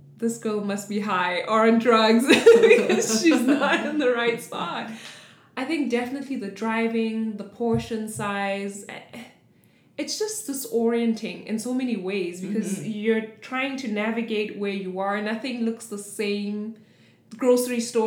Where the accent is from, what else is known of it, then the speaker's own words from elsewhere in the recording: South Africa; moved away as an adult; now in Hawaii, United States; We were born and raised in South Africa, a country on a continent